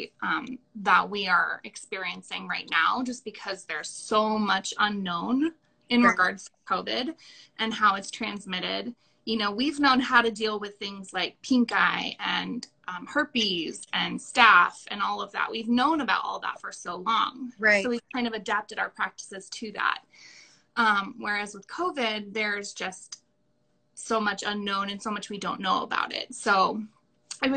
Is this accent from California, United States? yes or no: yes; Orange County, California, United States; also born or lived in Paso Robles, California; now in Napa, United States; I'm from Orange County, California. I went to Maranello School of Beauty in Huntington Beach. That's where I lived up until I was 21